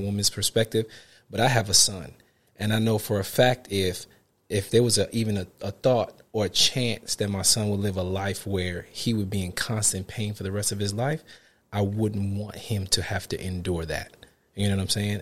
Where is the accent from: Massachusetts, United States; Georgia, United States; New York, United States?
New York, United States; New York City; from Brooklyn, New York